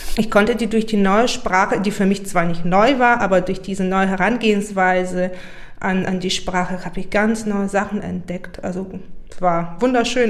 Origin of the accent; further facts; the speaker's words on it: Burgas, Burgas Province, Bulgaria; moved away; Da habe ich über meine Heimstadt ein Gedicht geschrieben. Also ich komme aus Burgas